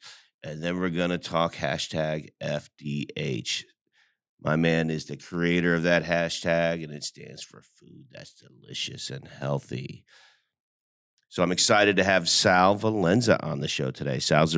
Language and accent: English; New Jersey, United States; He's a director from my home state of New Jersey.